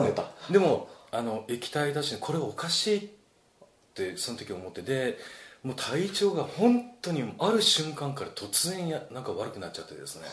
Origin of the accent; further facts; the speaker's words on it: Fukuoka, Japan; moved away as an adult; also born or lived in Tokyo; 地元は福岡なんですよね。